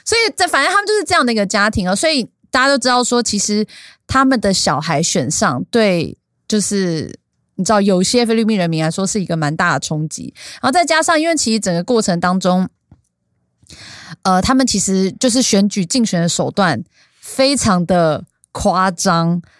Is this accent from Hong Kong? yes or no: no; Taiwan; 我台湾人还是比较 nice